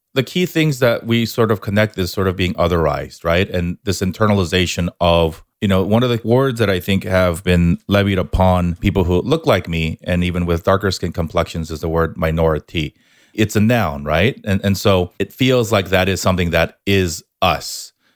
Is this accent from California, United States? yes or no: yes; Southern California, United States; also born or lived in Korea / New York; I was born in Korea, moved, moved to the States when I was eight, spent a little bit of time here in Southern California, then off to New York back here for college